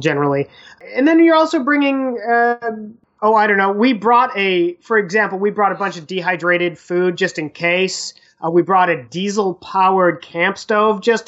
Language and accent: English; Midwest, United States; we grew up in the Midwest